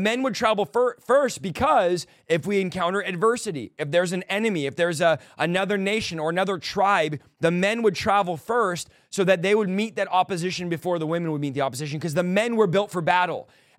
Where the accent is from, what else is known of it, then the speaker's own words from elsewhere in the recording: California, United States; Now, I'm from California, but I don't play around.